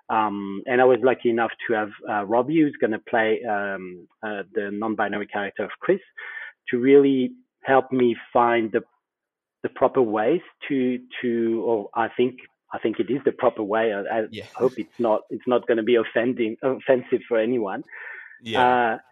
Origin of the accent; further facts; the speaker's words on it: Australia; okay, I can be Australian, not Australian enough maybe, but you know, I'm Australian.